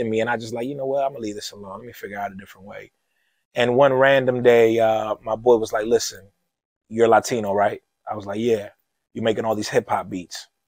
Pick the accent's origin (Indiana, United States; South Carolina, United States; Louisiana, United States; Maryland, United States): Maryland, United States; Lewisdale; Hyattsville is ghetto. I tell people I'm from Lewisdale, they're like, "Oh, damn, ghetto as hell."